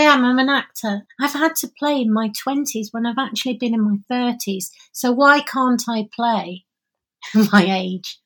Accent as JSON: {"language": "English", "town": "Oldham", "region": "North West England", "country": "United Kingdom", "tie": "born or raised there", "also_born_or_lived": "Openshaw, Manchester", "said": "I I was born in Oldham"}